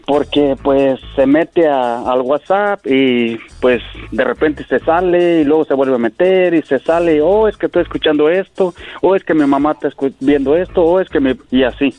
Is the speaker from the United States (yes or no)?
no; Apatzingán, Michoacán, Mexico; yo soy de Michoacán. Yo soy de Apatzingán, Michoacán.